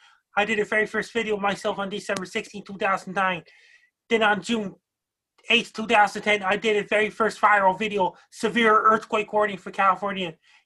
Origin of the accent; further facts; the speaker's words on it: Sydney, Nova Scotia, Canada; I was born and raised in Sydney, Nova Scotia.